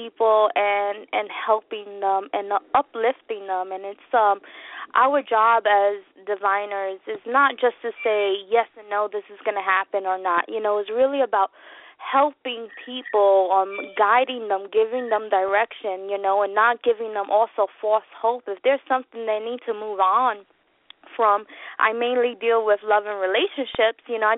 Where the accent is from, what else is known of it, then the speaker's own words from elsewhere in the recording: New York, United States; I'm from New York. I'm a New Yorican